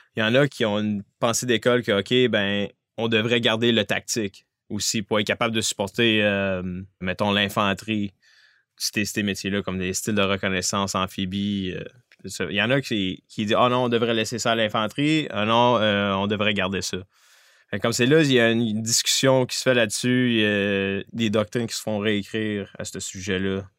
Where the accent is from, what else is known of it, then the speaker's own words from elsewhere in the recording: Abitibi-Témiscamingue, Quebec, Canada; moved away as an adult; Je viens de la BTB-Témiscamingue